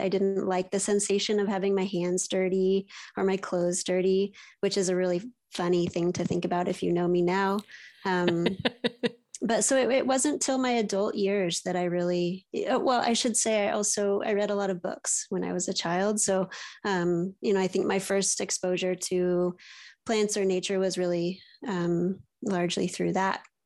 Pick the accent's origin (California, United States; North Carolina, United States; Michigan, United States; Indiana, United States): California, United States; East Bay, San Francisco Bay Area; I was raised in the East Bay, so near the city, um, but outside of it in a, in the suburbs